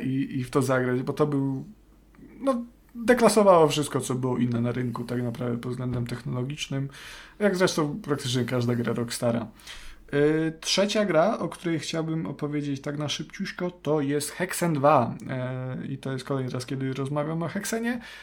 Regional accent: Subcarpathian Voivodeship, Poland; to są te klimaty mojego dzieciństwa, Podkarpacie

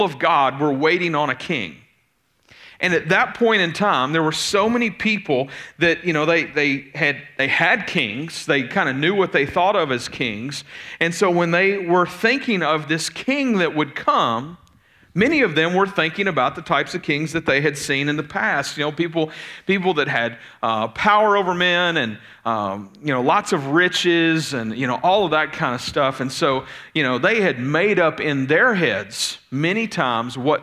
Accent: Jolton, United States; now in Pleasant View; I grew up in Jolton

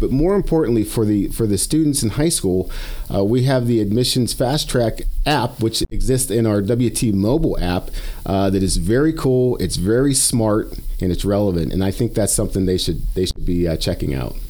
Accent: Western Pennsylvania, United States; moved away as an adult; also born or lived in South Dakota; now in Canyon, Texas, United States; I grew up in in Western Pennsylvania, spent some time in South Dakota

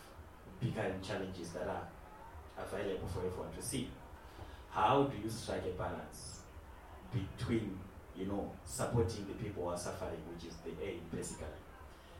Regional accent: Zimbabwe; I come from Zimbabwe

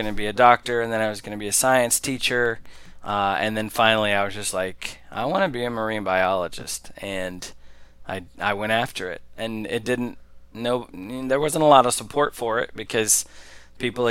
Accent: Oklahoma, United States; moved away as an adult; now in Central Florida, United States; I grew up in Oklahoma

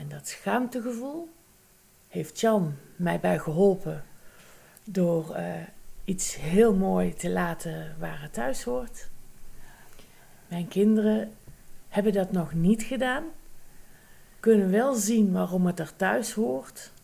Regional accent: North Brabant, Netherlands; accent: Brabant; Aan mijn tongval heb je kunnen luisteren dat ik misschien uit Brabant kom

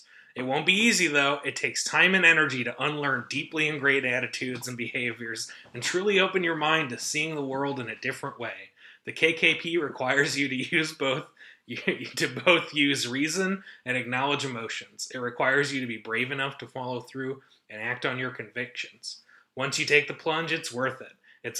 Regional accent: Midwest, United States; accent: Midwestern; I have Midwestern mouth.

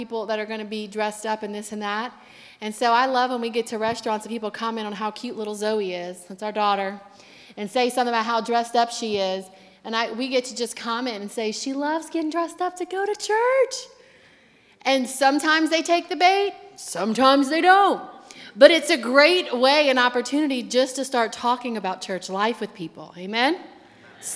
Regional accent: Louisiana, United States; now in Akron, United States; we're from Louisiana

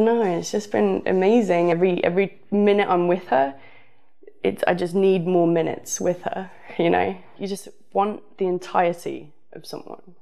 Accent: the south of England, United Kingdom; moved away; also born or lived in Los Angeles; I'm from the south

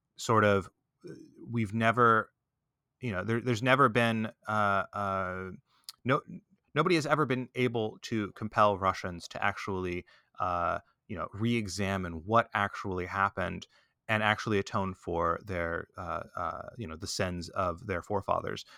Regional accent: Texas, United States; I grew up in Texas. I, I was a, um, you know, I was just a regular kid in Texas when growing up

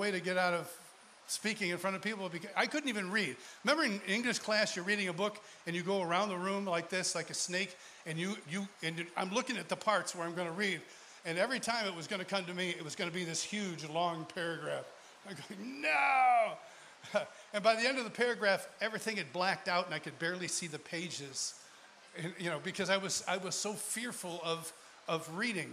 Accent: Rochester, New York, United States; moved away; I'm originally from Rochester, New York

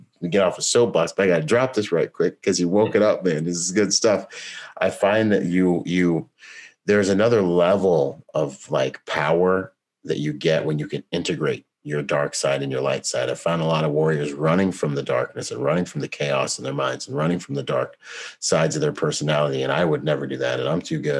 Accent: Bahamas; I'm from the Bahamas

